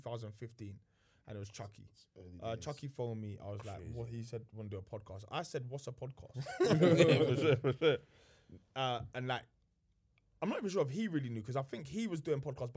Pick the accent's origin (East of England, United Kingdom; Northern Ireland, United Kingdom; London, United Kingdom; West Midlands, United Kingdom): London, United Kingdom; I'm from Grove, innit?